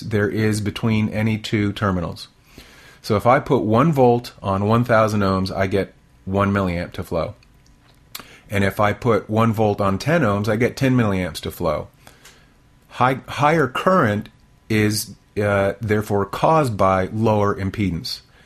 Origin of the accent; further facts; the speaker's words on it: near Washington D.C., District of Columbia, United States; now in Texas, United States; I grew up near Washington D.C., so we had essentially nor'easters, plenty of snow, and I was used to it